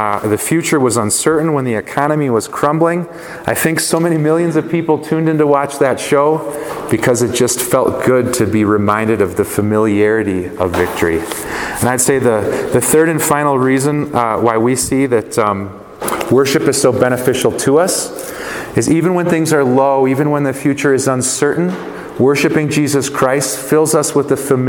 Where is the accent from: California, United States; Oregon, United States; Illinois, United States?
Illinois, United States; Chicago; I grew up in Chicago